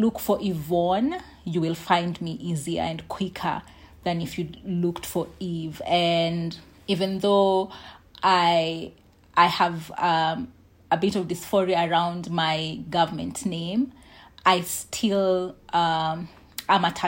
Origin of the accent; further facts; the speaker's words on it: Nairobi, Kenya; I grew up in Eastlands, Nairobi